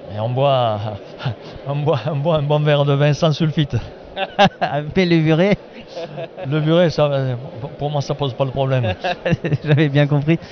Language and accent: French; foot of the Cévennes, Occitania, France; j'arrive du sud, moi. Par rapport à Strasbourg, on est au sud, 700 km vers la Méditerranée, au pied des Cévennes